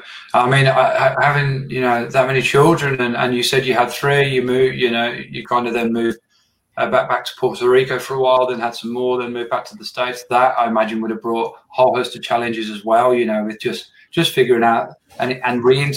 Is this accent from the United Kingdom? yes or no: yes; England, United Kingdom; moved away as an adult; now in Australia; I moved here to Australia from England 5 years ago.